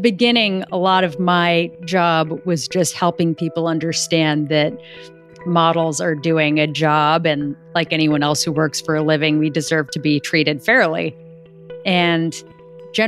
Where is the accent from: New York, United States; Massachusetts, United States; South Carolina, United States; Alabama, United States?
New York, United States; New York City; I grew up in New York City.